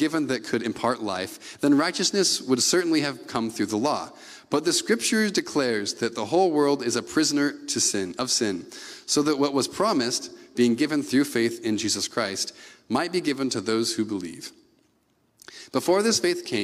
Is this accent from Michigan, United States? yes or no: no; Gig Harbor, Washington, United States; now in Bremerton, United States; a suburbanite growing up in Gig Harbor